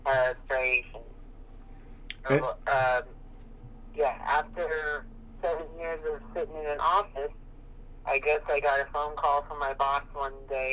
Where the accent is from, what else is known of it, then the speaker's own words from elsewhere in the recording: Bay Area, California, United States; I'm born and raised in the Bay Area in California